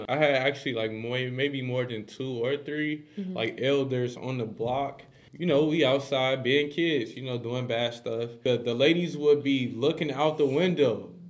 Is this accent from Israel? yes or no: no; Chicago, Illinois, United States; We're from Chicago, so we see a lot of people around our age